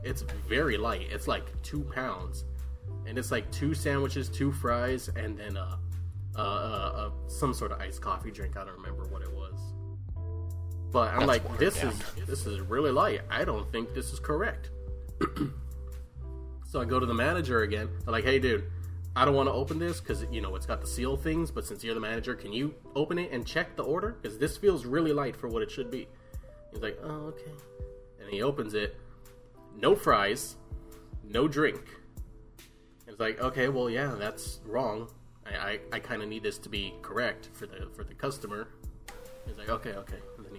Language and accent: English; Texas, United States; Yeah, I'm from Texas.